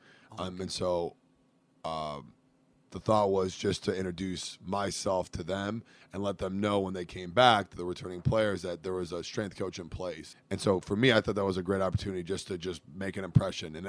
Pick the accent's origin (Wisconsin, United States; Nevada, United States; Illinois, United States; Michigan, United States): Michigan, United States; Metro Detroit; moved away as an adult; now in Cincinnati, United States; I'm originally from Metro Detroit, about 25 minutes outside of the city, west of the city of Detroit